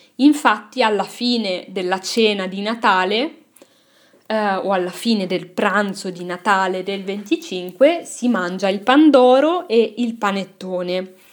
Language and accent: Italian; Milan, Lombardy, Italy; sono cresciuta a Milano